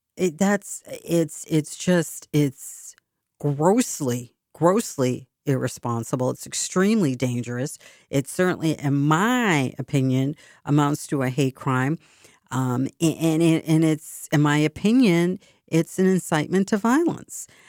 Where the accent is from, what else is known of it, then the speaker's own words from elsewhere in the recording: Boston, Massachusetts, United States; accent: Boston; this is my Boston accent. It's so funny because sometimes I speak, you don't hear a hint of a tra-, or trace of an accent.